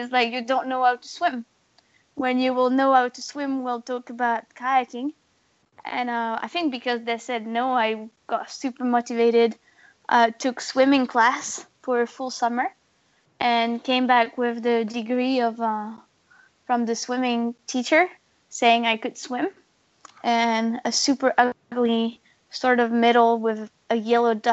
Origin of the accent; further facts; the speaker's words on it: the Alps, France; I grew up in the Alps in France